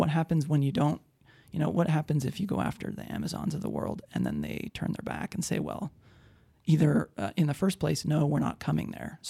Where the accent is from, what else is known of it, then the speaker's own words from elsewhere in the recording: Idaho Falls, Idaho, United States; also born or lived in Madison, Wisconsin / Utah; now in Spokane, United States; I grew up in Idaho Falls.